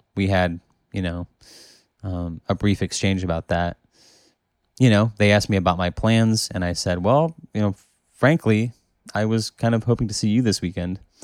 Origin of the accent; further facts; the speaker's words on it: United States; I'm from America